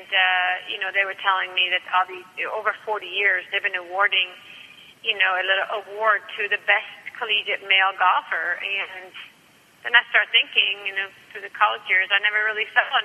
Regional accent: Stockholm, Stockholm County, Sweden; moved away as an adult; I came from Sweden, from Stockholm

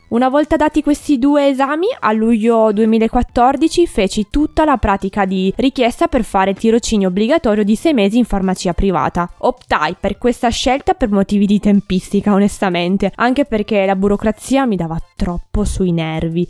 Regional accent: a town in the province of Turin, Piedmont, Italy; nel mio paese in cui sono nata

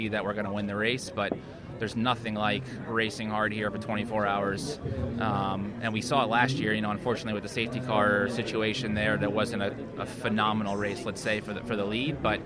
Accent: United States; being an American

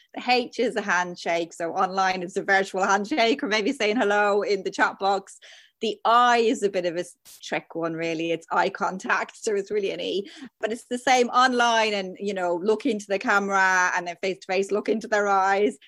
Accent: Dublin, Leinster, Ireland; now in Devon, United Kingdom; I'm from Dublin, but I live in Devon

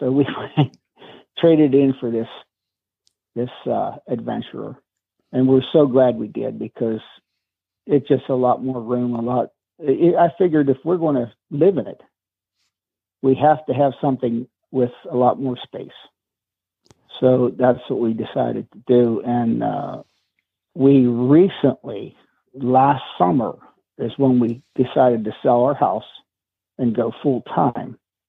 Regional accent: Weirton, West Virginia, United States; Weirton, West Virginia.

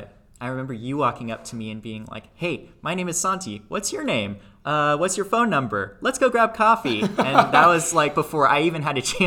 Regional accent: Flower Mound, Texas, United States; So I grew up in a little town outside of Dallas called Flower Mound, Texas. I was born and raised there

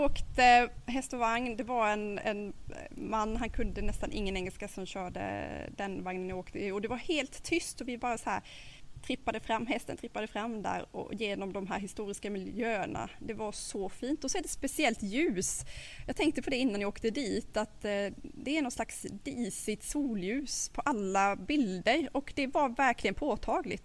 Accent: Sweden; vi svenskar

